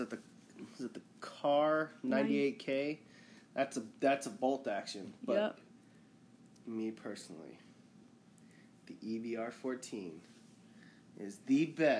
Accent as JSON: {"language": "English", "region": "Louisiana", "country": "United States", "said": "I'm from Louisiana"}